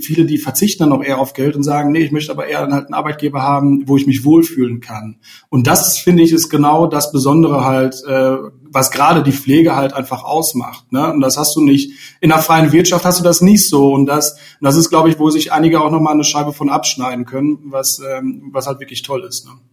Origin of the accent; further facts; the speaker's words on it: Sauerland, North Rhine-Westphalia, Germany; also born or lived in Ruhr area; now in Cologne, Germany; ich komme auch aus dem Sauerland tatsächlich, äh, wohne jetzt auch schon seit einigen Jahren hier in Köln, über einige Umwege übers Ruhrgebiet.